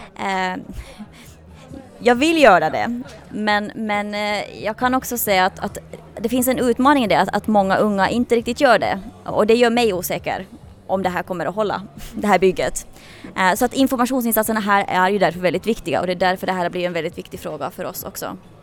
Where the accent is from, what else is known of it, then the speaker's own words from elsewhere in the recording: Finland; moved away as an adult; now in Sweden; Nu kommer jag själv från Finland från början och jag kände av den väldigt tydligt när jag flyttade efter gymnasiet till Sverige.